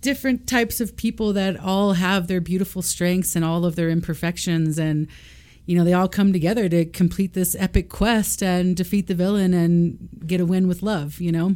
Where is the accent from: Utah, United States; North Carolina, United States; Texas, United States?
Texas, United States; Austin; I grew up in Austin, Texas